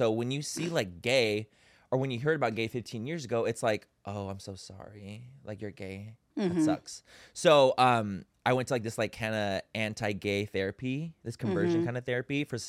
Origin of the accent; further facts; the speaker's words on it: San Diego, California, United States; San Diego.